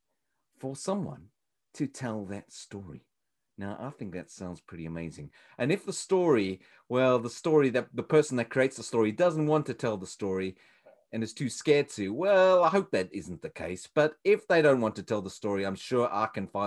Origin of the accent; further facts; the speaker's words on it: South Africa; moved away; You would think I come all the way from South Africa.